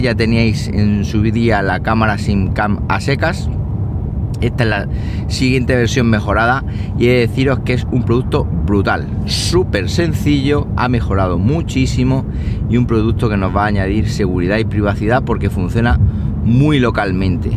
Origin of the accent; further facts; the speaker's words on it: Siles, Andalusia, Spain; soy el administrador del grupo de Facebook de Siles, de mi pueblo